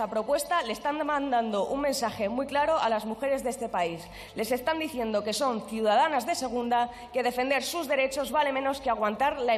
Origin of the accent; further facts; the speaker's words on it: Vitoria, Basque Country, Spain; yo soy de Vitoria, iré a la manifestación a la tarde